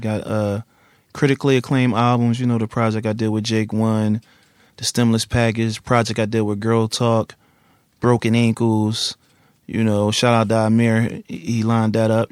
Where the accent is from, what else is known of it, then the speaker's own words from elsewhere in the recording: Philadelphia, Pennsylvania, United States; Originally from West Philly. Then, like when I was like twelve or thirteen, North Philly.